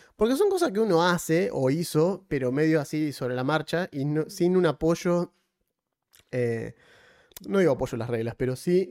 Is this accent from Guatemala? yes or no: no; Argentina; no soy de Tucumán soy argentino